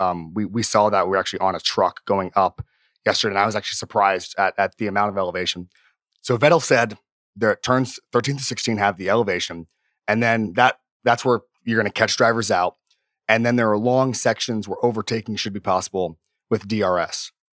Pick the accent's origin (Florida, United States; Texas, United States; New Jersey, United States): Florida, United States; also born or lived in Miami; I've lived in Miami and I grew up in Florida